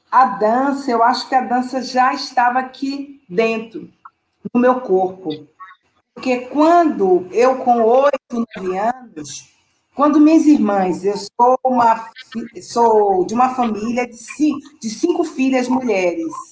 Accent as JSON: {"language": "Portuguese", "town": "Salvador", "region": "Bahia", "country": "Brazil", "said": "eu sou do bairro da Liberdade, o bairro onde nasceu, né, onde foi criado o bloco Ileaê"}